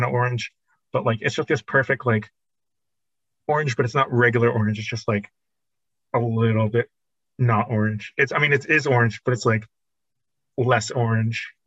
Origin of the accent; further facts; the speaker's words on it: New Jersey, United States; I'm from Jersey